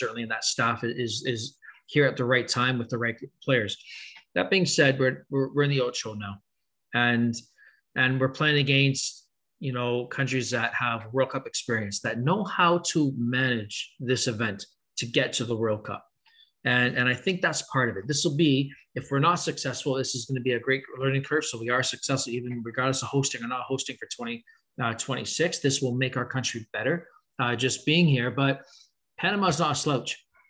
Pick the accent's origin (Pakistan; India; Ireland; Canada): Canada; can we stop being Canadian? Right? Can we stop being the country that is so nice and we're going to take care of you?